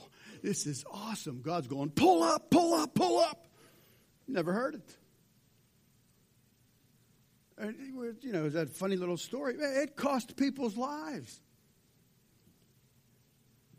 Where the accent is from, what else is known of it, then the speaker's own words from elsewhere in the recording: Pittsburgh, Pennsylvania, United States; moved away as an adult; now in Zanesville, United States; I'm from Pittsburgh.